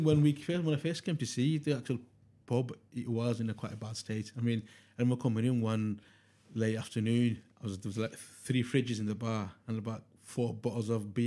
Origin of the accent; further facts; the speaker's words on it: Oldham, North West England, United Kingdom; I'm from Oldham in Manchester.